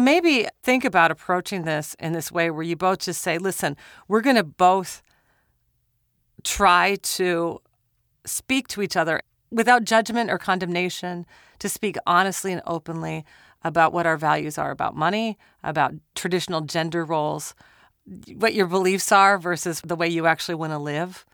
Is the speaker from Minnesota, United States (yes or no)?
yes; Minnesota, United States; I'm from Minnesota